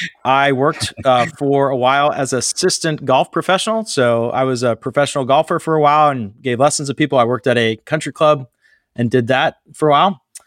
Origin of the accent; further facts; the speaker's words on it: Pittsburgh, Pennsylvania, United States; So I grew up in Pittsburgh, Pennsylvania, graduated from college right after 9/11